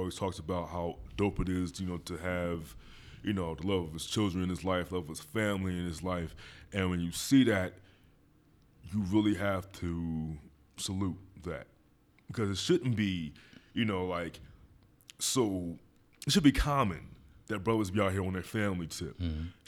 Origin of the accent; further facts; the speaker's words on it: Philadelphia, Pennsylvania, United States; He's not like one of you weirdos out there where I'm from Philadelphia, but you're a Dallas fan for no reason.